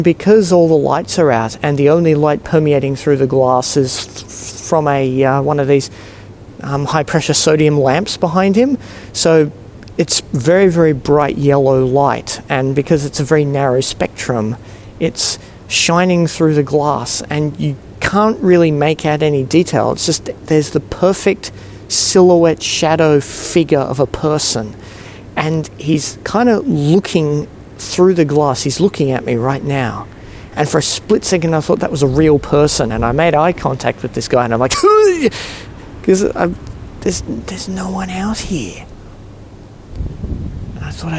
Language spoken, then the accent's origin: English; Singapore; now in Sydney, Australia; I grew up in Singapore